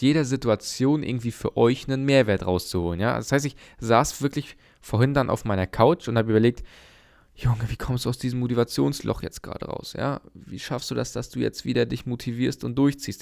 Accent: Germany; bei uns in Deutschland

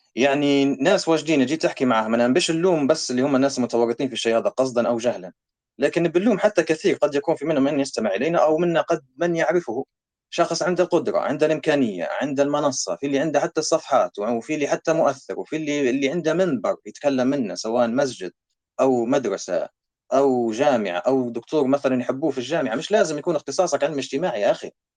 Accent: Libya; now in Canada; عندنا في ليبيا

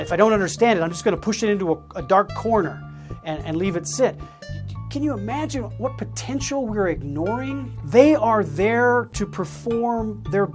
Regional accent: Iowa, United States; I grew up in Iowa

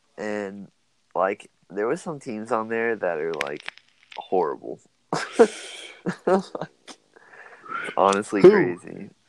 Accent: Virginia, United States; I'm from Virginia

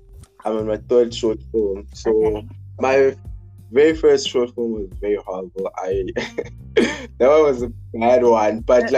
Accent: Cape Town, Western Cape, South Africa; I'm from Cape Town, right?

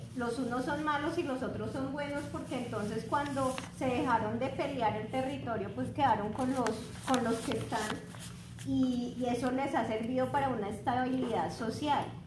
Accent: Bogotá, Colombia; moved away as an adult; also born or lived in Casanare; now in Bucaramanga, Colombia; yo soy de Bogotá, eh, estoy acá en Bucaramanga, pero el hecho es que estuve viviendo en el Casanare

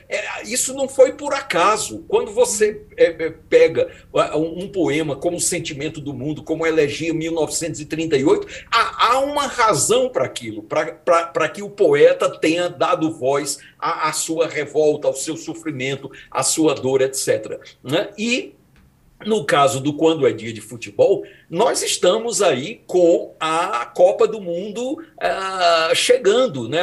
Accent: Fortaleza, Ceará, Brazil; moved away; à época morava em Fortaleza, cidade onde nasci.

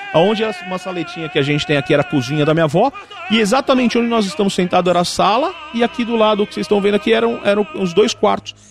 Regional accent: São Paulo, Brazil; Eu cresci metade na Casa Verde, metade no Bexiga, quem é de São Paulo conhece

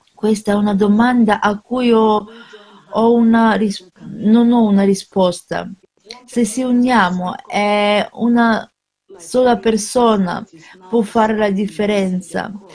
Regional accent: Nigeria; now in Canada; Vendo da un altro paese dalla Nigeria, vivo in Canada.

